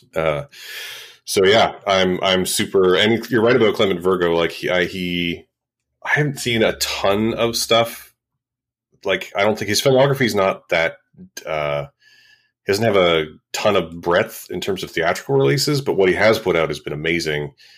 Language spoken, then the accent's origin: English; Vancouver, British Columbia, Canada; Viv is my hometown festival